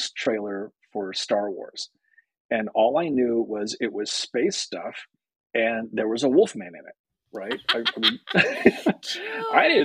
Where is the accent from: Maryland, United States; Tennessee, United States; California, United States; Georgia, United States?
California, United States; Berkeley; I grew up in Berkeley